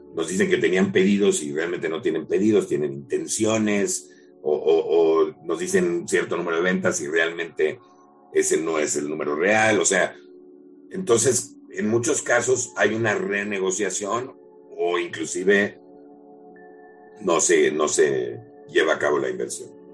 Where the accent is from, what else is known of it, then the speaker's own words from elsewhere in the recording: Mexico; somos increíblemente creativos como mexicanos